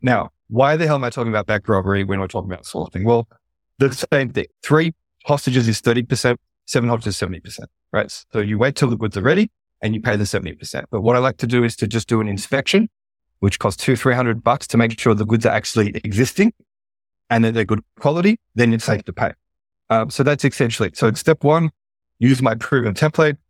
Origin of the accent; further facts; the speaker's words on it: Australia; accent: Australian; Australia, my home country, which you can probably tell from my accent